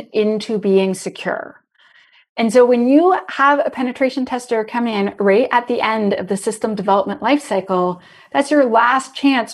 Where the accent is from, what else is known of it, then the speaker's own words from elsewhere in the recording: Canada; I'm Canadian.